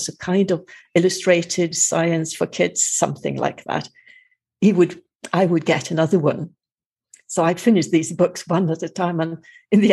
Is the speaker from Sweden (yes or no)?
yes; Sweden; also born or lived in Madeira; I am from Sweden, but I spend the winter here in Madeira because of the climate